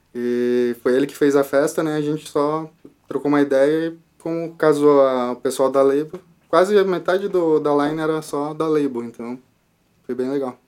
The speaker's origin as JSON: {"language": "Portuguese", "region": "São Paulo", "country": "Brazil", "tie": "born or raised there", "moved": "yes", "said": "eu nasci em São Paulo"}